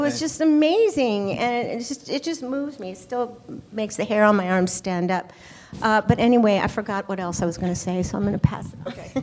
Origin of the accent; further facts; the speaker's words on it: Paris, Île-de-France, France; moved away; I grew up in Paris